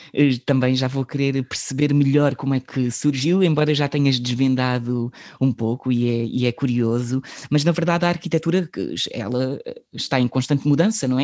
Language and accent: Portuguese; Setúbal, Portugal; porque nós somos de, de Setúbal